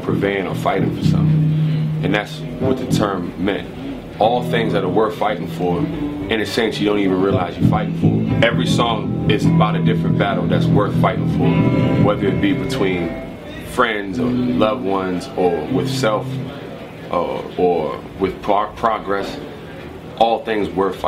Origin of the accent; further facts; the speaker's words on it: Prince George's County, Maryland, United States; also born or lived in Washington, D.C.; I'm from Prince George's County, Maryland, which is the wealthiest concentration of the wealthiest African Americans in the United States